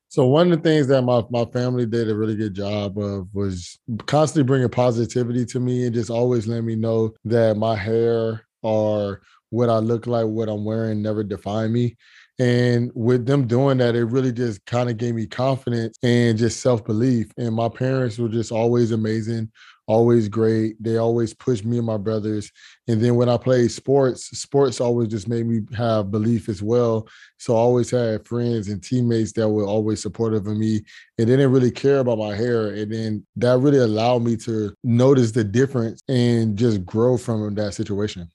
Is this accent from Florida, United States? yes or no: yes; Fort Lauderdale, Florida, United States; I'm from Fort Lauderdale, Florida